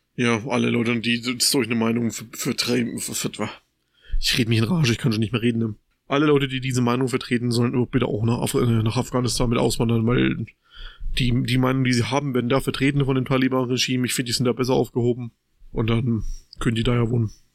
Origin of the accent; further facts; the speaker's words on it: Germany; bei uns in Deutschland